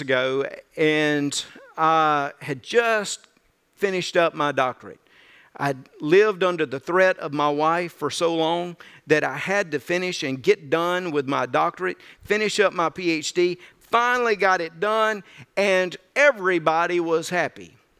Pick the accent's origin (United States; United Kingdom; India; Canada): United States; Birmingham Ridge, Mississippi; moved away; also born or lived in Zachary; growing up on Birmingham Ridge in North Mississippi, I didn't venture out a whole lot